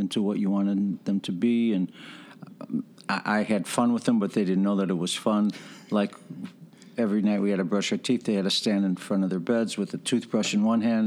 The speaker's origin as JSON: {"language": "English", "town": "Chicago", "region": "Illinois", "country": "United States", "tie": "born or raised there", "said": "I grew up on the west side of the city, Chicago"}